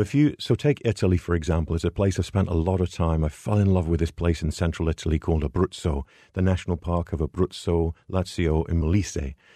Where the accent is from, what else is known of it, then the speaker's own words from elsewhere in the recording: England, United Kingdom; moved away as an adult; now in United States; I'm European originally from England, but I've been over in the States here in, uh, for twenty-three years now